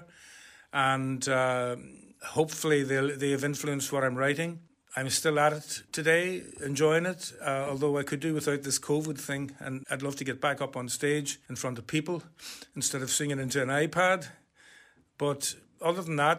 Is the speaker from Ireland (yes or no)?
yes; Ireland; I grew up in Ireland in the 50s, born in the late 40s